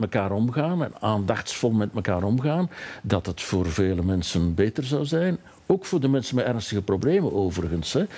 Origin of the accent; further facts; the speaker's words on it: Rupel region, Flanders, Belgium; Ik kom zelf uit een streek, ik kom uit de Ruppelstreek, hè, de hmm. steenbakkerijstreek